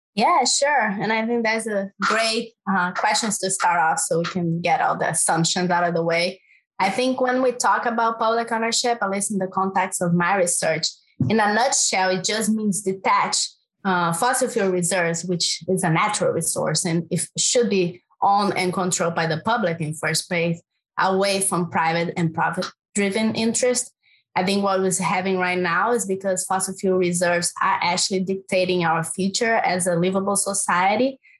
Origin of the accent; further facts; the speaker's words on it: Brazil; English is a second language; moved away; I'm from Brazil, in case people didn't notice my accent